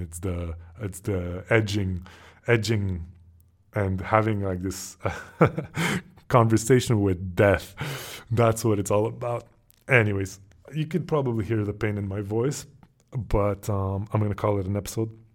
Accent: Montreal, Quebec, Canada; moved away; me growing up in Montreal, Canada

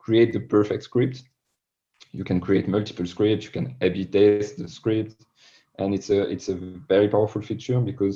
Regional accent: France; accent: French; English is a second language; my French accent

